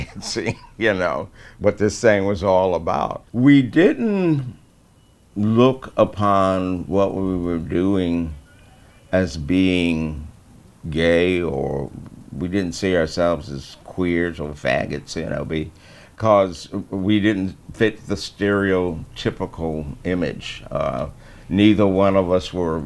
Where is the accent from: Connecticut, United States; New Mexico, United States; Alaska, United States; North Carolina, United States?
Connecticut, United States; Hartford; I was born in Hartford, February 22nd, 1941